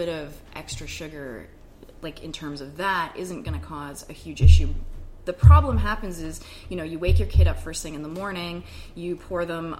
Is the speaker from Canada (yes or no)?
yes; Canada; I'm Canadian